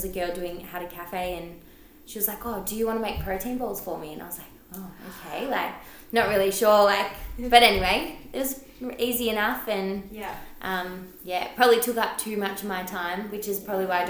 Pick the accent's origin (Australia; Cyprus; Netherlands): Australia; Geelong, Victoria; also born or lived in Melbourne; I'm from Geelong. Been living in Geelong my whole life, really. I grew up in Belmont. I went to Belmont High, yep. High school, and I moved to Melbourne for about 3 years, once I turned 20, but then have moved back to Geelong